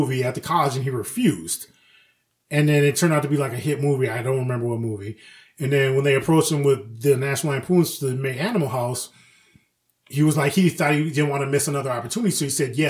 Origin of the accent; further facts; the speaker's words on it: Ireland; I grew up in Ireland.